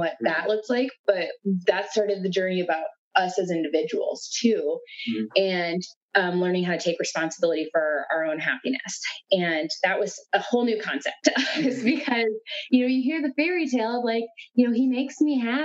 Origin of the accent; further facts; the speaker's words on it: South Dakota, United States; moved away; we are originally from South Dakota.